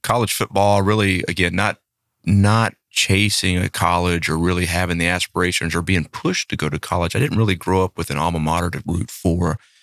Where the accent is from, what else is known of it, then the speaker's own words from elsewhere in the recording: Shreveport, Louisiana, United States; moved away as an adult; now in Flower Mound, Texas, United States; we grew up in the same town. Now, we didn't know each other growing up in that town of Shreveport, Louisiana.